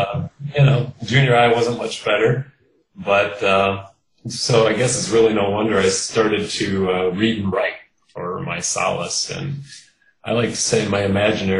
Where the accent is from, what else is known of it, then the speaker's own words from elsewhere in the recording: Kenosha, Wisconsin, United States; now in Milwaukee, United States; I grew up in Kenosha, Wisconsin, which is the southeast corner of the state.